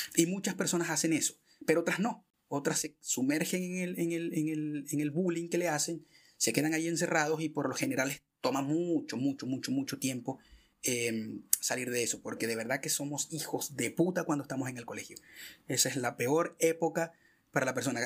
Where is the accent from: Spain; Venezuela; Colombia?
Venezuela; moved away; yo que soy venezolano